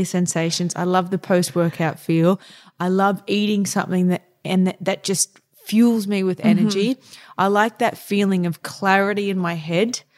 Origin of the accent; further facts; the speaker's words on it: Townsville, Queensland, Australia; moved away; also born or lived in Brisbane / Singapore / Germany / New York; I grew up in Townsville, which was very much outdoor focused.